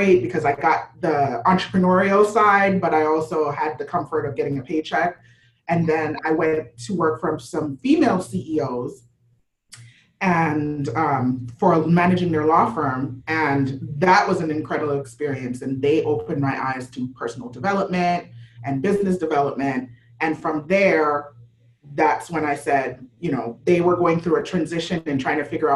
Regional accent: Jamaica; also born or lived in Florida / New York; now in South Florida, United States; I'm born and raised in Jamaica, moved to Florida, then moved to New York for 10 years

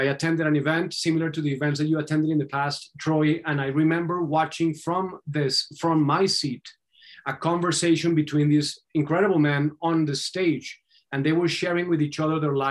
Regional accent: Colombia; moved away; I was born and raised in Colombia

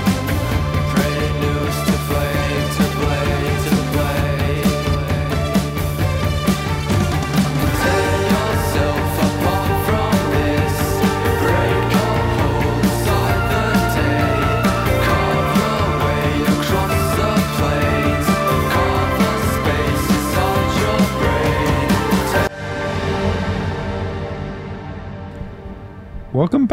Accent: Sydney, New South Wales, Australia; I'm from Western Sydney.

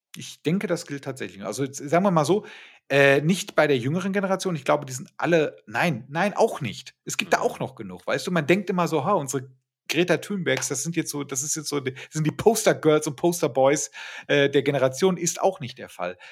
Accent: Ruhr area, North Rhine-Westphalia, Germany; moved away as an adult; also born or lived in Bremen; ich komme aus, aus dem Ruhrgebiet, aus einer Werbeagentur

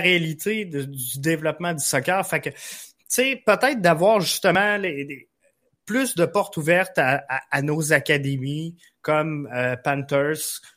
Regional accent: Quebec City, Quebec, Canada; now in Rivière-du-Loup, Canada; je suis à Rivière-du-Loup. je viens de Québec

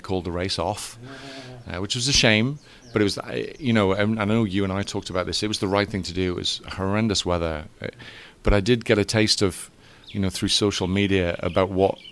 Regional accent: England, United Kingdom; moved away as an adult; now in Florida, United States; I'm English

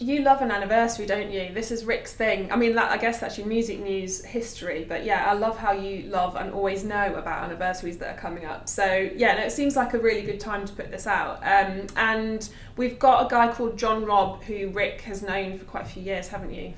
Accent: Nottingham, East Midlands, United Kingdom; obviously I'm from Nottingham

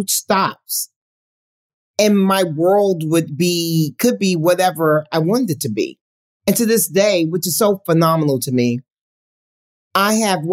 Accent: New York City, New York, United States; I'm born and raised in Harlem.

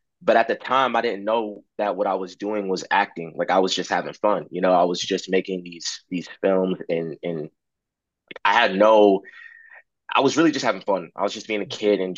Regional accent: Charleston, South Carolina, United States; this performing arts school in my hometown in Charleston, South Carolina

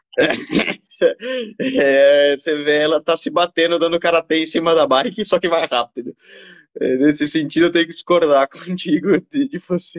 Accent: Brazil; como brasileiro

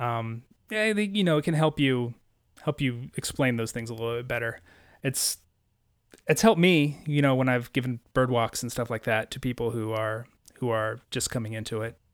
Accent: Missouri, United States; I grew up in Missouri

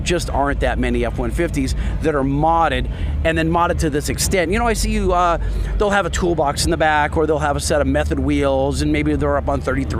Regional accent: Los Angeles, California, United States; Yeah, I'm from L.A., so I'm not close.

